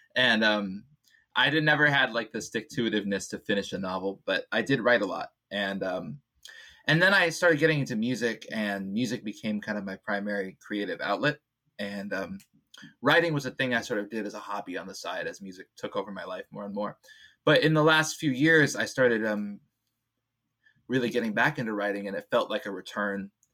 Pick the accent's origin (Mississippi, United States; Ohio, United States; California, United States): California, United States; Bay Area; moved away; also born or lived in Illinois; I grew up in the Bay Area